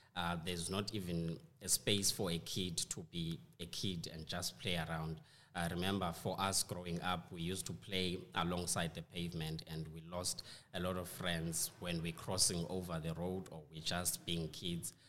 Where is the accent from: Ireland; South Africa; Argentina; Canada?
South Africa; we in South Africa, we say awe.